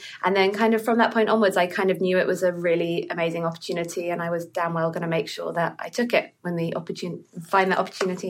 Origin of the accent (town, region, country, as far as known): United Kingdom; born or raised there; moved away as an adult; also born or lived in Houston, Texas, United States; now in New York, United States